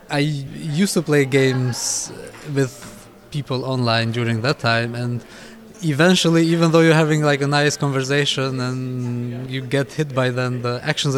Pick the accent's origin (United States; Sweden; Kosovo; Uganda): Kosovo; now in Berlin, Germany; I'm from Kosovo, but currently based in Germany, in Berlin.